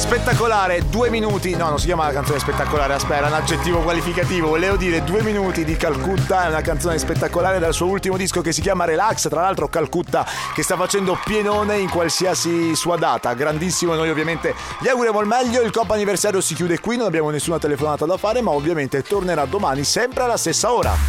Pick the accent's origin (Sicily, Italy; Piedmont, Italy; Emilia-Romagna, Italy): Sicily, Italy; Palermo; accent: Sicilian; now in Padua, Italy; Io sono di Palermo, ma vivo a Padova.